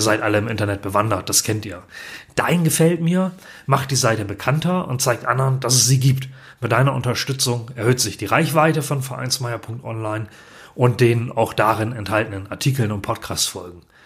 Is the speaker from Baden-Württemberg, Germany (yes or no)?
no; Ganderkesee, Lower Saxony, Germany; Ich bin Jahrgang 1971 und komme aus dem norddeutschen Gannerkesee nahe Bremen, das ist in Niedersachsen